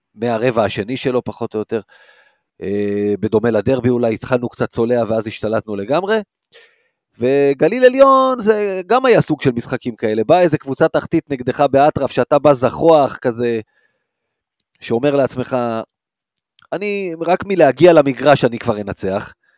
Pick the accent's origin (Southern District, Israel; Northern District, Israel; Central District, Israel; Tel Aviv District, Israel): Central District, Israel; Rishon LeZion; גדלתי בראשון, לא גדלתי בתל אביב ולא גדלתי ביד אליהו